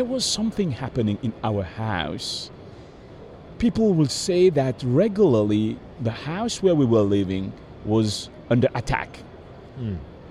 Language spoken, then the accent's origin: English; Mauritius; moved away; also born or lived in Madagascar; I was 7 years old, growing in the island of Mauritius, in the southern part of the Indian Ocean.